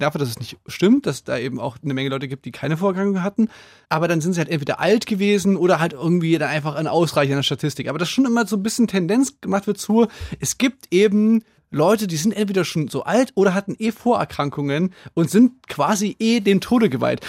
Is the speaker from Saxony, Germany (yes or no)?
yes; Saxony, Germany; bei uns in Sachsen